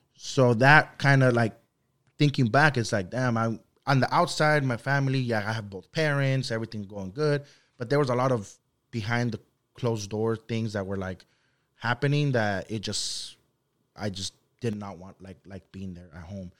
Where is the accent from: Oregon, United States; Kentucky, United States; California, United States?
California, United States; Santa Ana; first language Spanish; English is a second language; also born or lived in Luis Moya, Zacatecas, Mexico; I came, uh, to Santa Ana, uh, California when I was five years old. So, I've resided in Santa Ana, uh, ever since then for going on twenty years now.